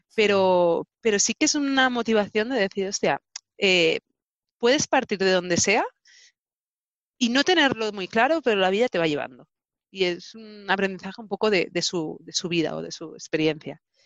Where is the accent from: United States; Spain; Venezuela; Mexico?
Spain; Barcelona, Catalonia; also born or lived in Hannover, Germany; nací en Barcelona y he crecido en Barcelona